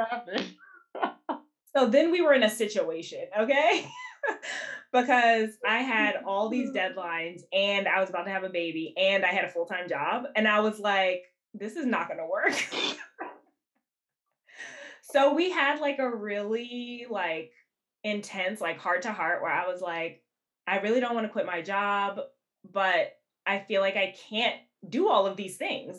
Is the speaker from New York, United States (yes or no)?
no; Washington, District of Columbia, United States; moved away as an adult; also born or lived in New Jersey; now in Brooklyn, United States; I actually wasn't born here. Um, I I grew up in Washington D.C.